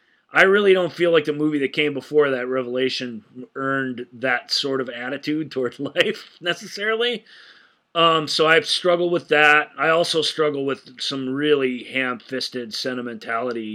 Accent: United States; as an American

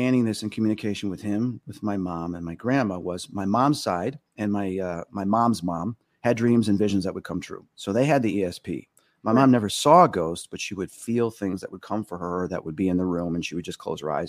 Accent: Hoffman Estates, Illinois, United States; also born or lived in Chicago, Illinois; growing up in Hoffman Estates in our house

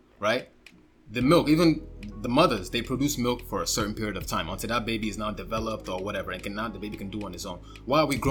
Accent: Nigeria; I'm Nigerian

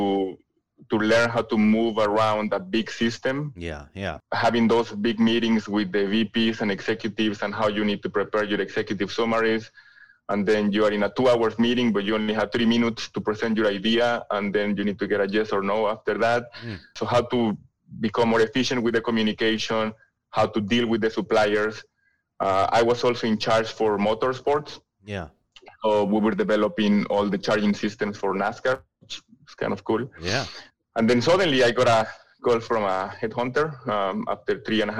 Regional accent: San Luis Potosí, Mexico; English is a second language; moved away as an adult; also born or lived in France; now in Detroit, United States; the manufacturing plant for Valeo was in San Luis Potosí, Mexico, which is my hometown

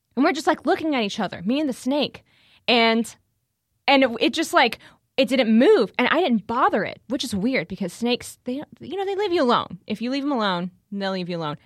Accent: Houston, Texas, United States; moved away as an adult; also born or lived in Steubenville, Ohio; I'm originally from Houston

